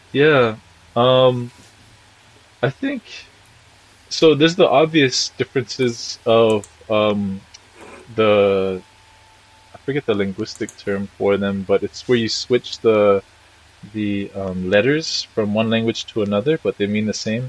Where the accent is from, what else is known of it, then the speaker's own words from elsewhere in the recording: Puna, Hawaii, United States; also born or lived in Hilo, Hawaii / Marquesas Islands; raised in our house out in Puna, specifically in Hawaiian Paradise Park area